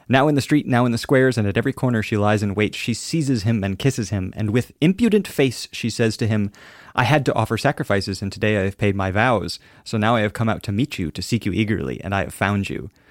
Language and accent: English; Alaska, United States; I'm from Alaska, and, uh, we're very close to Russia